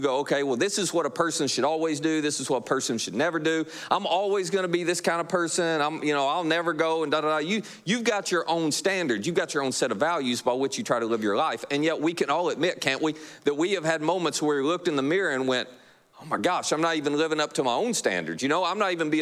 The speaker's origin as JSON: {"language": "English", "region": "Kentucky", "country": "United States", "said": "you're like me from Kentucky"}